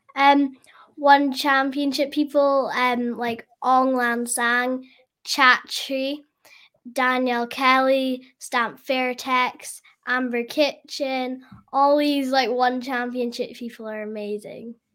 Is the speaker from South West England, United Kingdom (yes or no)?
no; Scotland, United Kingdom; I'm from Scotland